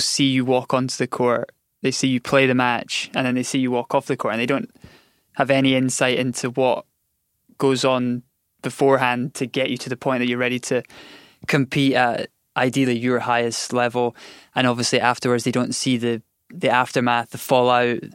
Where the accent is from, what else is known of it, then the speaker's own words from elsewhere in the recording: Scotland, United Kingdom; we grew up in Scotland where there was, I think at the time there was like two indoor tennis centres.